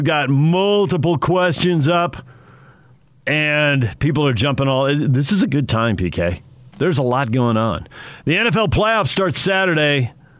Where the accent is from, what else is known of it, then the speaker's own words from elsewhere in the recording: San Diego, California, United States; now in Utah, United States; When I was a kid in San Diego